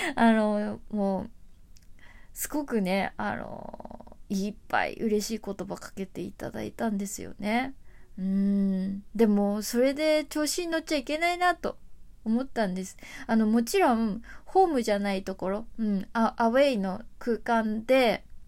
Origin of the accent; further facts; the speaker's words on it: Tokyo, Japan; 東京生まれ東京育ちの、えー、東京在住アーティスト